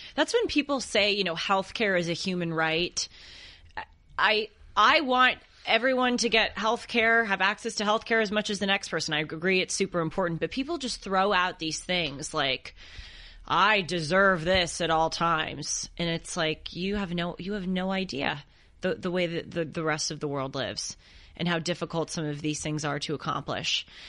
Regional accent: Los Angeles, California, United States; I grew up here in Los Angeles

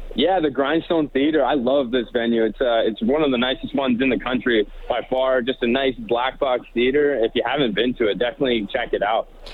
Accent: Canada

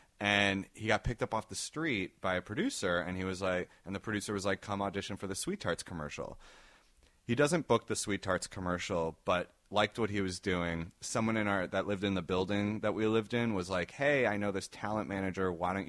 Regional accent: New York City, New York, United States; also born or lived in Israel; In New York City. That's where I grew up. Yeah. I was born in Israel and then moved.

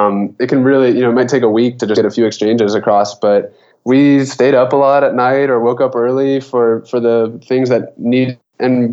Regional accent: Kentucky, United States; moved away; I'm from Kentucky originally

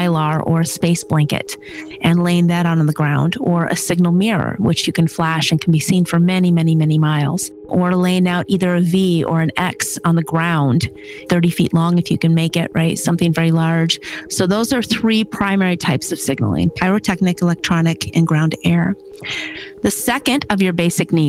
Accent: Michigan, United States; moved away as an adult; I'm originally from Michigan, and at 18, I joined the military

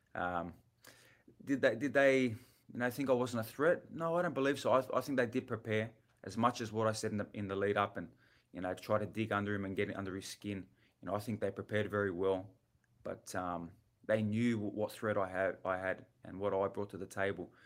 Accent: Australia; I'm from Australia

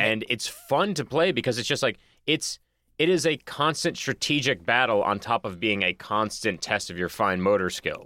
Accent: Boston, Massachusetts, United States; now in Los Angeles, United States; I'm from Boston

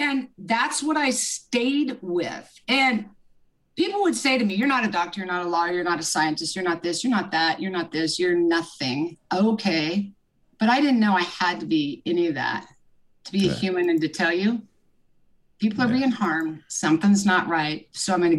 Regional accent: Lawrence, Kansas, United States; I grew up in Kansas, Lawrence, Kansas. I'm a Midwest girl

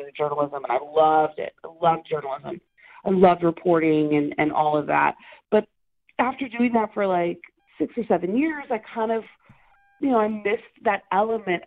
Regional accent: Oklahoma, United States; moved away as an adult; now in Los Angeles, United States; I'm originally from Oklahoma. So I moved to Los Angeles about 12 years ago um, to pursue a career in acting

